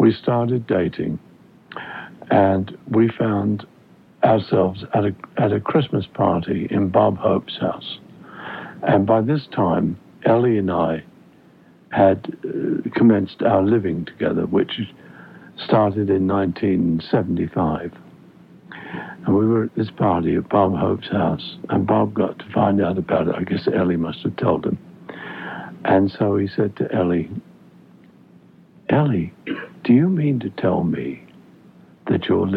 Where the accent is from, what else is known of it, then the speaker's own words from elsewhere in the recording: London, United Kingdom; accent: British; I'm from the Cockney part of England.